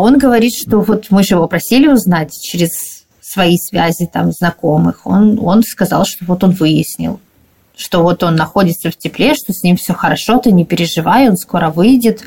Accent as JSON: {"language": "Russian", "town": "Dnipro", "region": "Dnipropetrovsk Oblast", "country": "Ukraine", "said": "Мы и сами из Днепропетровска"}